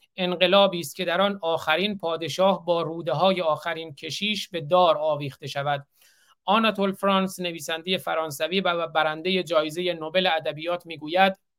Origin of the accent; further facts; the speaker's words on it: Iran; now in United States; من به عنوان یک ایرانی آمریکایی